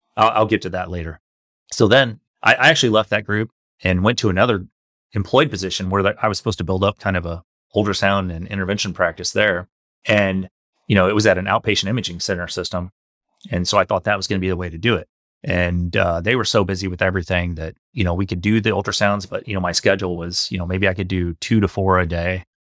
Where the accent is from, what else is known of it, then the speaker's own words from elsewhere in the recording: St. Louis, Missouri, United States; I grew up in Saint Louis, uh, come from a working class family.